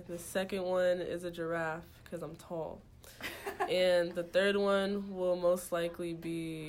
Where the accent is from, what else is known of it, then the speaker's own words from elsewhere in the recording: Seattle, Washington, United States; now in Ypsilanti, United States; I'm from Seattle, Washington.